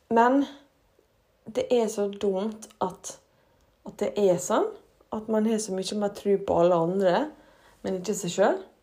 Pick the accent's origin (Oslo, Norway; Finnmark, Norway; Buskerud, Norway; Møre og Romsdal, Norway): Møre og Romsdal, Norway; Ålesund; den flotte, flotte byen vår